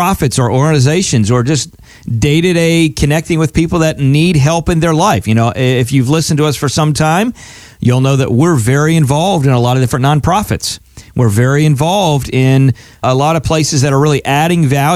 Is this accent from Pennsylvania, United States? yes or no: yes; Altoona, Pennsylvania, United States; I grew up in Altoona, Pennsylvania.